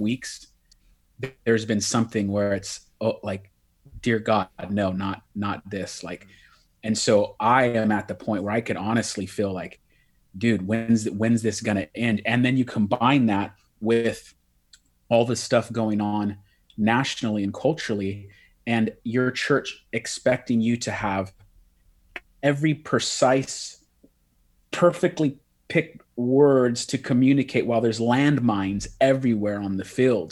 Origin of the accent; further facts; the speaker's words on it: Bay Area, California, United States; I'm from the Bay Area, California